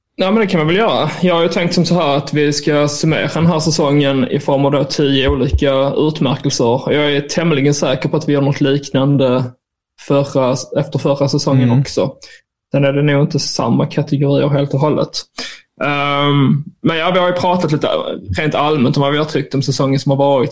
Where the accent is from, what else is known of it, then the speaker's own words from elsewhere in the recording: Skåne, Sweden; jag är ju skåning